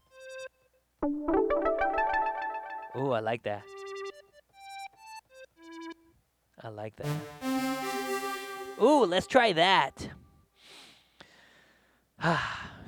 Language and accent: English; Philippines; for me as a Filipino